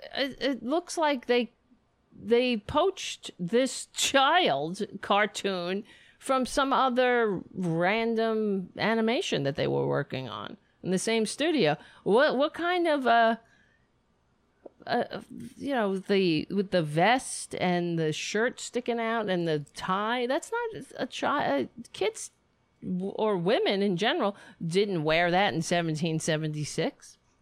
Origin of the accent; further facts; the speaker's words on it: United States; as an American